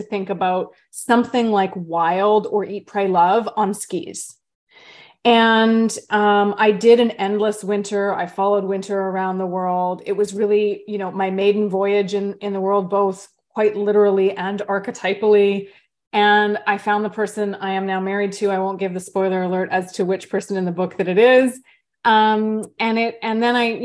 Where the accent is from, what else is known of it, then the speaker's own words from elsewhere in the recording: Vancouver, British Columbia, Canada; now in Bainbridge Island, United States; the nature that I grew up with as a little one growing up in Vancouver, Canada